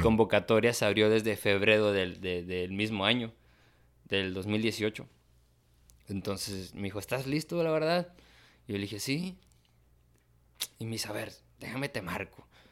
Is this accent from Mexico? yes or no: yes; Tamaulipas, Mexico; soy de Tamaulipas